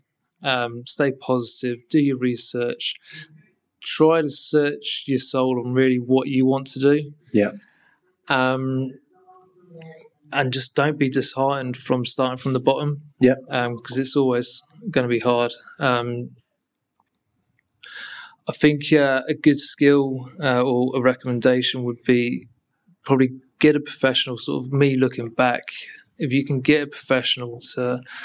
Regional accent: Guernsey; moved away as an adult; also born or lived in Colchester; now in London, United Kingdom; I'm a Guernsey boy

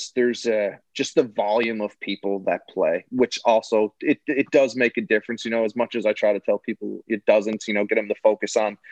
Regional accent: Mount Pearl, Newfoundland and Labrador, Canada; I grew up in Mount Pearl

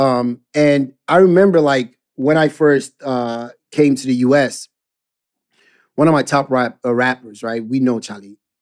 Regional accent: Ghana; growing up in Ghana

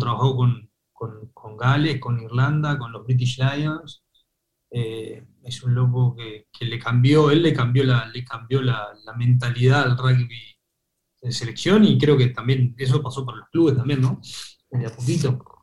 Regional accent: Uruguay; en Uruguay, viste, que estamos acostumbrados a la vida sana

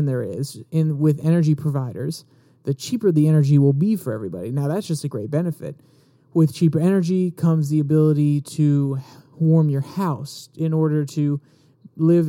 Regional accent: United States; as American citizens

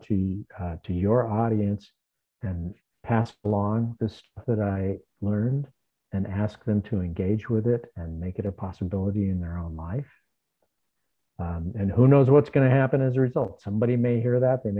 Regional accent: Southern California, United States; moved away; also born or lived in New York / Arizona; I'm from Southern California

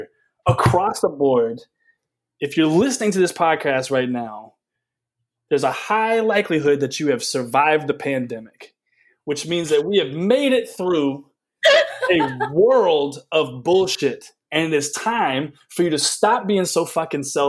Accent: the South, United States; moved away; I am a Southerner

